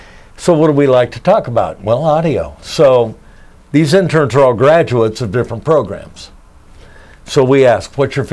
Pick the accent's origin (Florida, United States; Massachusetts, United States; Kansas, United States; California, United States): Kansas, United States; now in Nashville, United States; I grew up in Kansas. So, you know, it was not the cultural center of the universe.